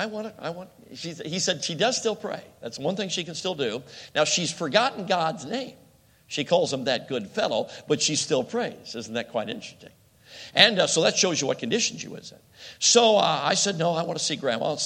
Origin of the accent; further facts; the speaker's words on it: Chicago, Illinois, United States; moved away; I grew up in Chicago